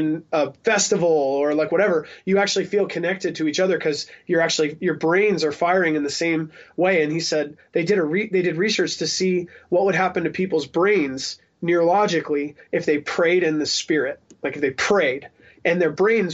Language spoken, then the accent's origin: English; Salt Lake City, Utah, United States; I'm also from the Salt Lake City hardcore scene